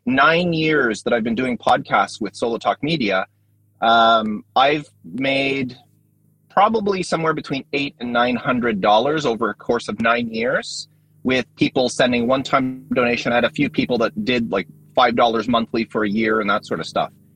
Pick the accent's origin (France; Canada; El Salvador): Canada; I'm Canadian